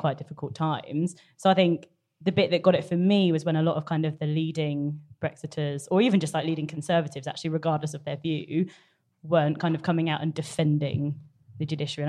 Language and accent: English; North Cornwall, South West England, United Kingdom; moved away; I'm from North Cornwall